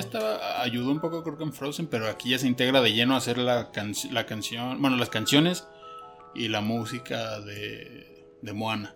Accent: Mexico; yo sea mexicano

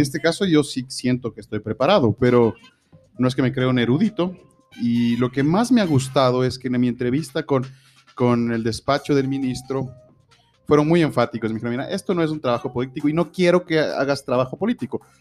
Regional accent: Ecuador

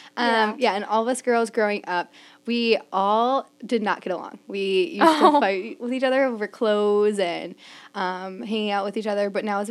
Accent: New Prague, Minnesota, United States; Yeah, born and raised in New Prague, Minnesota. I'm actually the third generation, my parents and grandparents, both live there, and I will not be continuing the trend, but I'm living there

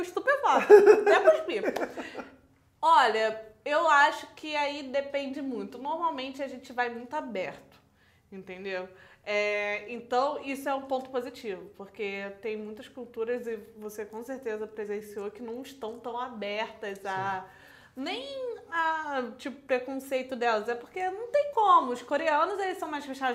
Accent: Teresópolis, Rio de Janeiro, Brazil; Eu sou de Teresópolis

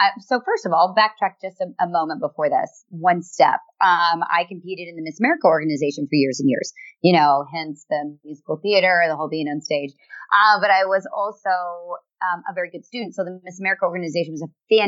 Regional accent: United States; I am an American woman

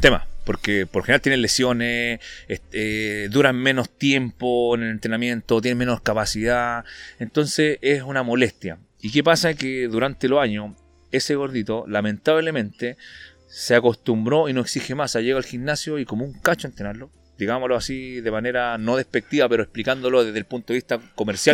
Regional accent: Antofagasta, Chile; soy de Antofa, no soy de Santiago

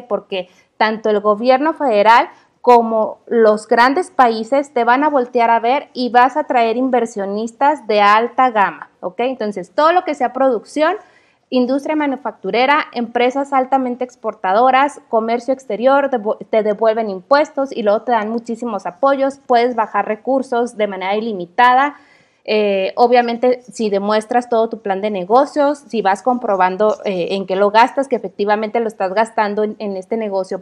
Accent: Mexico; como, mexicana, me siento bien orgullosa

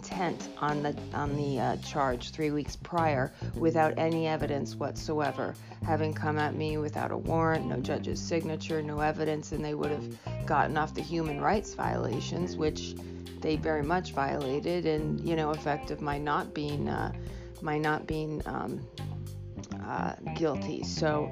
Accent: New Hampshire, United States; also born or lived in Ohio; I grew up in New Hampshire, and I went to school out in Ohio and went back out there to get my master's, and then moved back here, Portsmouth area.

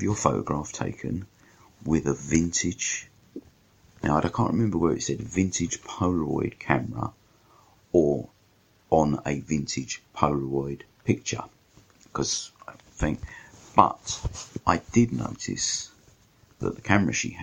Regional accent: London, United Kingdom; I'm a Londoner

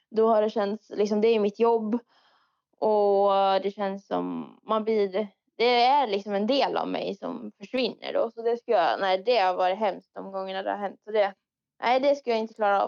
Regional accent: Dalarna County, Sweden; jag är från Dalarna

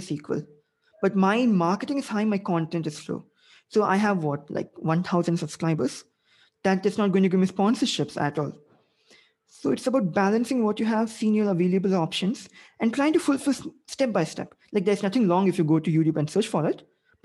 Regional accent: India; I'm Asian. I'm Indian.

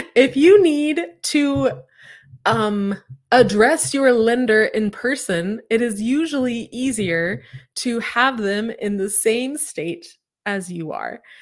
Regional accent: Claremore, Oklahoma, United States; I'm from Claremore, which is outside of, or, like, Claremore is outside of Tulsa

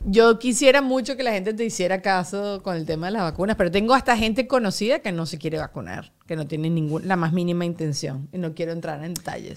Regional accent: Mexico; now in Miami, United States; Soy mexicano

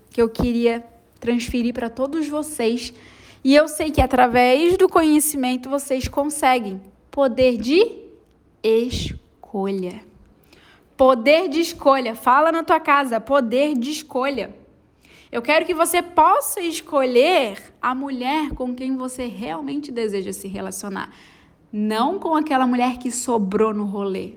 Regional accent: Florianópolis, Santa Catarina, Brazil; não sou carioca, sou, sou manezinha

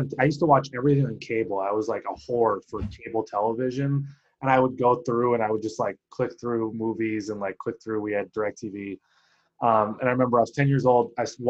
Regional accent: South Dakota, United States; I was from South Dakota

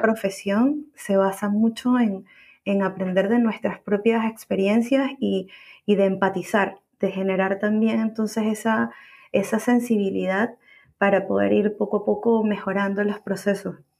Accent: Caracas, Capital District, Venezuela; moved away as an adult; now in Santiago, Chile; soy, soy venezolana, nacida en Caracas, Venezuela, viviendo en Santiago de Chile ya hace más de seis años

